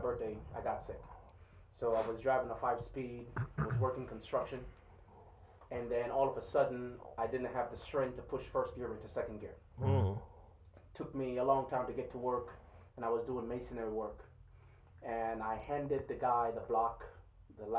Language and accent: English; Kingston, Jamaica; now in United States; I was born and raised in Kingston, Jamaica